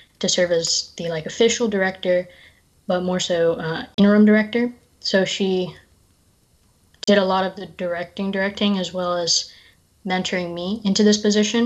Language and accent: English; Raleigh, North Carolina, United States; moved away as an adult; now in Boston, United States; I'm from Raleigh, North Carolina